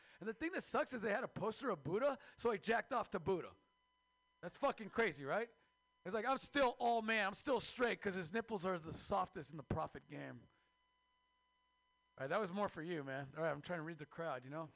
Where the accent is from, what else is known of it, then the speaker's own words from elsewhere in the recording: Mexico; moved away; I am Mexican from Mexico